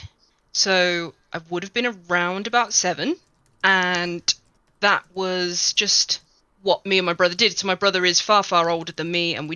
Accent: middle of England, United Kingdom; now in South West England, United Kingdom; I am from a nice, let's go for nice place in the middle of England-ish.

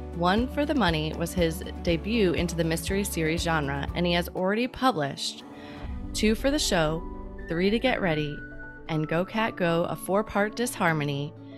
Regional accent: Chicago, Illinois, United States; moved away; We are originally from Chicago

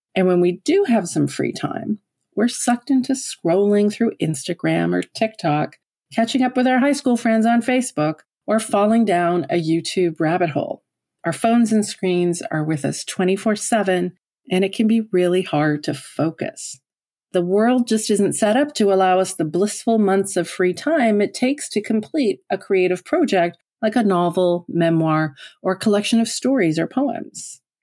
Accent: Newfoundland and Labrador, Canada; moved away as an adult; now in Ottawa, Canada; Although I've lived in Ottawa for thirty years now, I'm originally from Newfoundland on the east coast of Canada

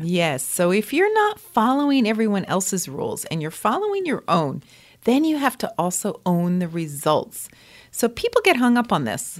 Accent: near Lyme, Connecticut, United States; I grew up near Lyme, Connecticut.

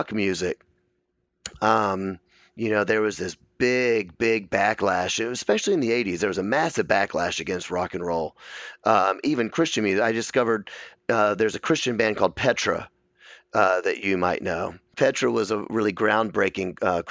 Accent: Memphis, Tennessee, United States; I was raised in a very kind of strict Memphis. I'm from Memphis, Tennessee

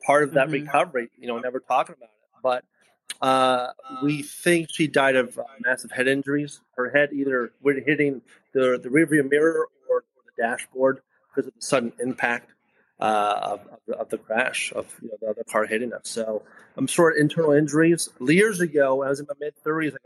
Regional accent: Miami, Florida, United States; also born or lived in Spring Valley, New York; I was born in New York. I was raised in Miami, Florida. So we left for Miami in 1975.

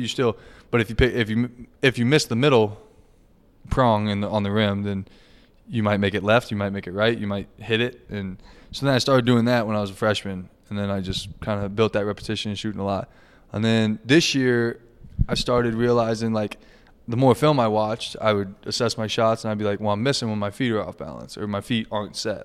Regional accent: near Lawrence, Kansas, United States; moved away as an adult; I'm six miles from Lawrence. ten minute drive to K U.

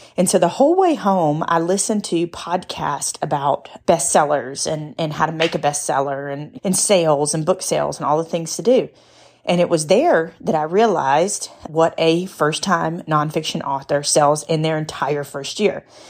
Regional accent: United States; I'm an American.

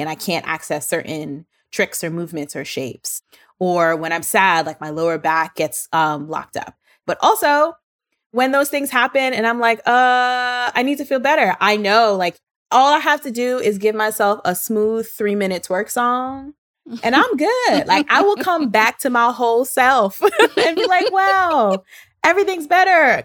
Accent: New York City, New York, United States; I was born and raised in Brooklyn

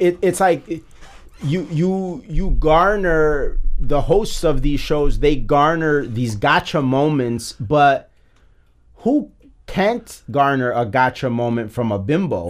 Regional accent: United States; as an American

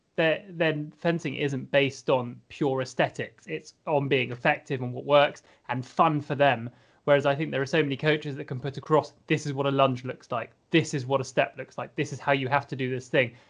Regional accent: Scotland, United Kingdom; as a Scottish fencer, having been fencing in Scotland for a while

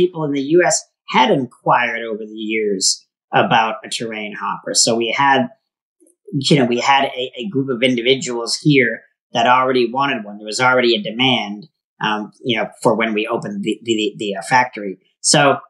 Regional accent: Maine, United States; now in Tempe, United States; I grew up on the East Coast in Maine

